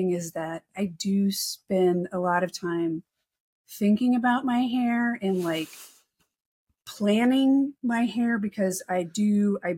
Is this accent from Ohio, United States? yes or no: no; New York City, New York, United States; I'm from New York City. Yeah. Then I'm an American.